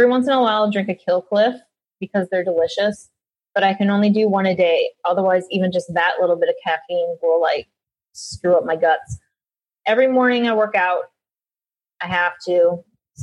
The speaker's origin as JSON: {"language": "English", "region": "Minnesota", "country": "United States", "said": "I'm from Minnesota"}